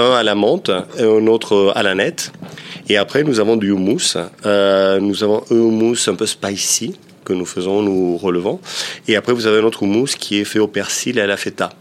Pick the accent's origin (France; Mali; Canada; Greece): Greece; Peloponnese; Je suis originaire, du Péloponnèse